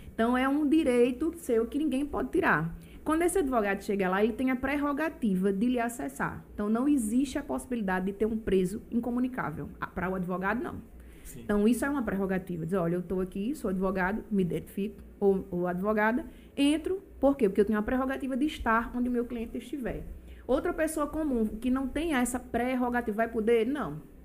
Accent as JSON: {"language": "Portuguese", "country": "Brazil", "tie": "born or raised there", "moved": "as an adult", "lives_now": "João Pessoa, Brazil", "said": "eu morei a vida toda em Bahia. Tem pouco tempo que eu moro em João Pessoa. Eu construí minha vida lá em Bahia"}